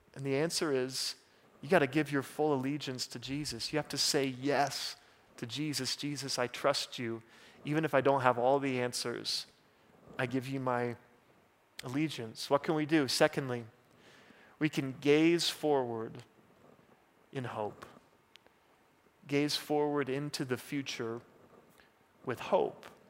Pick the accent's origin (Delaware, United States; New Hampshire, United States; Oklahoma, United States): Oklahoma, United States; moved away; I'm from Oklahoma.